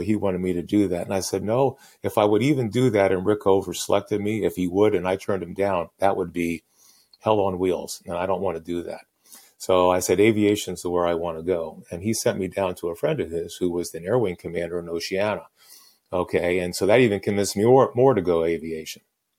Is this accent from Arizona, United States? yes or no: no; Reading, Pennsylvania, United States; I grew up in Reading, Pennsylvania, just about 50 miles northwest of Philadelphia.